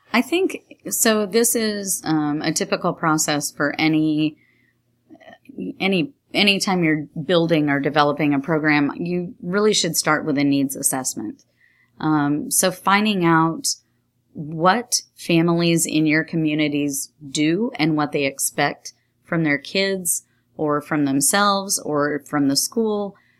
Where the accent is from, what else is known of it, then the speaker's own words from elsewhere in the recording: New York, United States; now in Texas, United States; I grew up in New York State